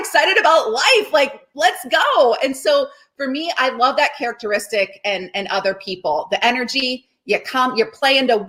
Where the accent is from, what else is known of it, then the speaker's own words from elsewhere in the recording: Cincinnati, Ohio, United States; Larry Lyons, my swim coach from growing up in Cincinnati, Ohio